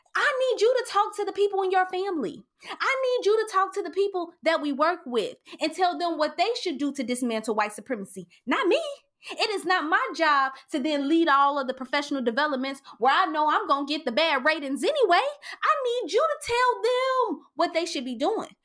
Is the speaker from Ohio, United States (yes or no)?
yes; Cincinnati, Ohio, United States; I grew up in Lincoln Courts and in Allure Homes in downtown Cincinnati and over the Rhine